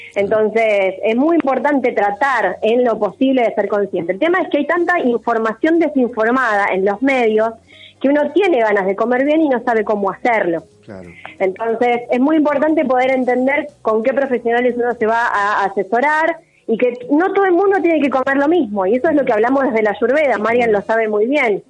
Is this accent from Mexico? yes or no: no; Argentina; Como sociedad, como argentinos